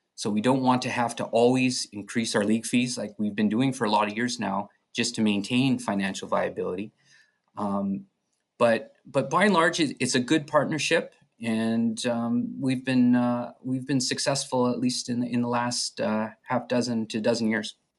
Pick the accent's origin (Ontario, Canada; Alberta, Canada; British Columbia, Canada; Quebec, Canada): Alberta, Canada; Edmonton; moved away as an adult; also born or lived in Chicago, United States; I'm originally from Edmonton, uh, born and raised